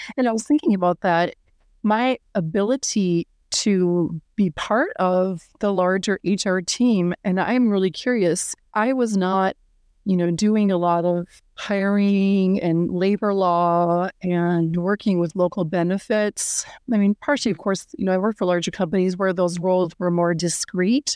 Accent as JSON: {"language": "English", "town": "Minneapolis", "region": "Minnesota", "country": "United States", "also_born_or_lived": "Germany / Europe", "moved": "as an adult", "said": "I'm based in Minneapolis, Minnesota. This is where I'm from."}